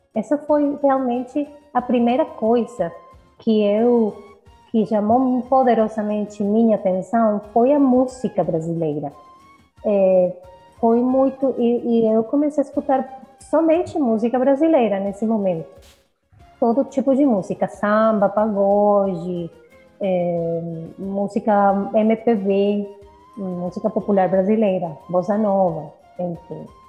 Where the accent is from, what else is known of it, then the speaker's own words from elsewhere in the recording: Caracas, Capital District, Venezuela; Portuguese is a second language; eu nasci na Venezuela, em Caracas, eu sou caraquenha